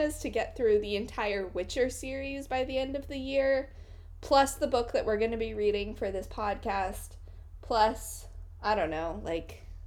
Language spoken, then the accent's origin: English; Washington, United States; moved away as an adult; also born or lived in New York City; now in Washington State, United States; recently moved from New York City back home. Hashtag millennial life. Back home to Washington State. So I'm now living with my mother